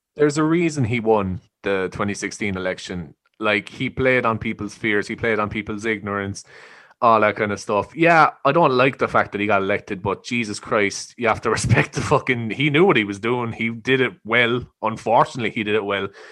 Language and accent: English; Ireland; I think we're raised to be quite patriotic and quite, you know, proud of where we're from and respectful